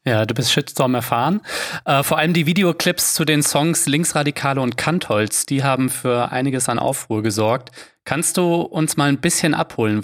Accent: Offenbach am Main, Hesse, Germany; ich komme aus Offenbach bei Frankfurt

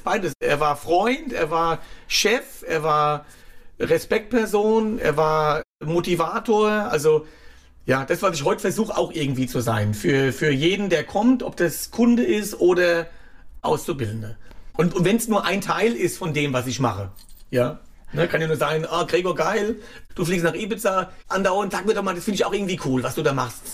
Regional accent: Klein-Winternheim, Rhineland-Palatinate, Germany; also born or lived in Wiesbaden / Saulheim / Ingelheim; now in Schwabenheim, Germany; Die Kindheit war in Reuhesse, genau. Ja. In Kleinwindernheim und Saulheim, dann Ingelheim und jetzt Schwabenheim

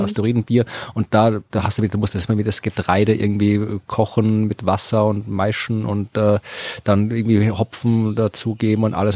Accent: Krems, Lower Austria, Austria; in Krems, der meiner Heimatstadt, die eher eine Weinstadt ist

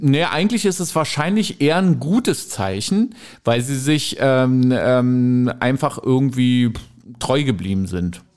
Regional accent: the East, East Germany, Germany; ich bin halt im Osten groß geworden

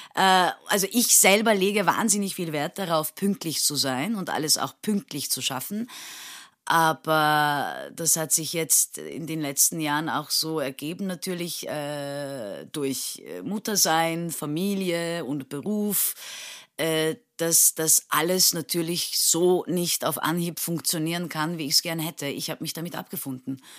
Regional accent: Istanbul, Turkey; moved away as an adult; now in Vienna, Austria; ich bin ja geboren und aufgewachsen in Istanbul

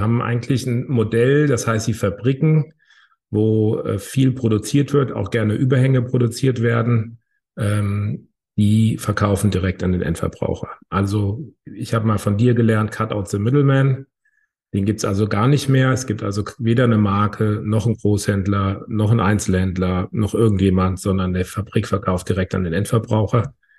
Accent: Hamburg, Germany; Ich komme aus Hamburg.

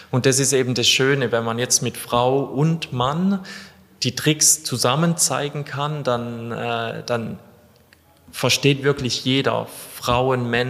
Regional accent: Baden-Württemberg, Germany; ich komme aus äh, ganz Süddeutschland zwischen Freiburg

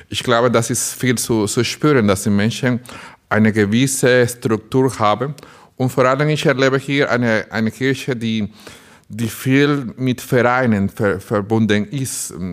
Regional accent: Dominican Republic; now in Burscheid, Germany; Ich komme aus der Dominikanischen Republik, ein Land auf einer kleinen Insel in der Karibik, wo das ganze Jahr Sommer ist, nicht wie bei uns hier in Bermerskirchen

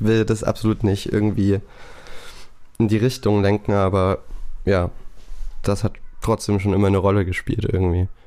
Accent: Saxony, Germany; ich bin dort geboren, ich wohne hier

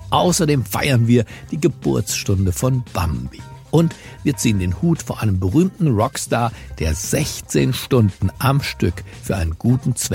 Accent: Berlin, Germany; Ich bin Berliner und zwar gebürtiger Berliner.

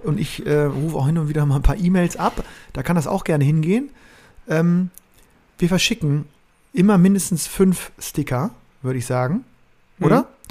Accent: Bremen, Germany; als Bremer

